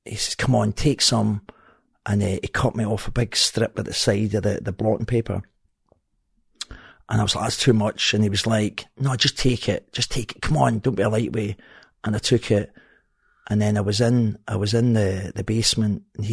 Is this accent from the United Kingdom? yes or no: yes; Glasgow, Scotland, United Kingdom; now in Helensburgh, United Kingdom; I'm from Partick. I says, from Partick, but I stay in Helensburgh